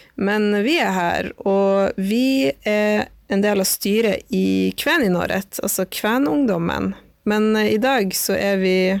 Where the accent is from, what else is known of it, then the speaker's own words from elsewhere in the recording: Tromsø, Troms, Norway; moved away as an adult; also born or lived in Oslo; jeg er fra Tromsø, men har bodd eh, en del i Oslo de siste fem årene